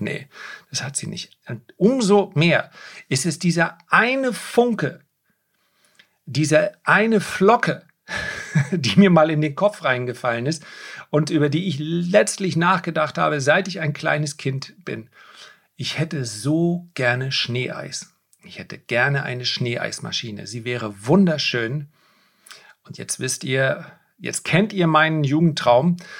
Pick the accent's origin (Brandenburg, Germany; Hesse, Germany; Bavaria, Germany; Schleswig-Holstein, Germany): Schleswig-Holstein, Germany; Flensburg area; ich liebe meine Heimat